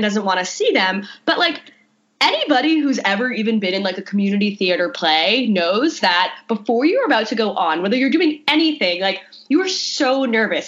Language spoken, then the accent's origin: English; Huntington, New York, United States; my hometown of in New York, like Huntington, New York